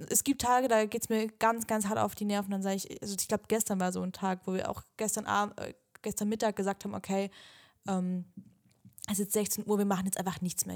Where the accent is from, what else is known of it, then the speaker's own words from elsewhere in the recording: the South, Southern Germany, Germany; wir kommen ja auch aus dem Süden